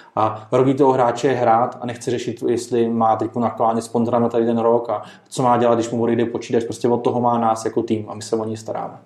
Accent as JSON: {"language": "Czech", "country": "Czechia", "said": "My jsme jako Češi"}